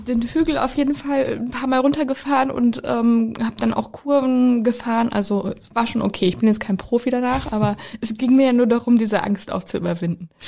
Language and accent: German; Ostwestfalen-Lippe, North Rhine-Westphalia, Germany; ich komme ja aus Ostwestfalen-Lippe